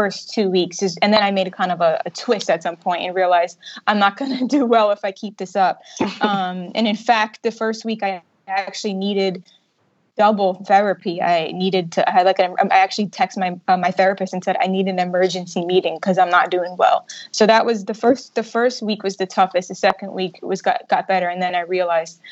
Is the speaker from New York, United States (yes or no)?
yes; New York City, New York, United States; moved away as an adult; now in Bermuda; I am originally from New York City, and I recently moved back to Bermuda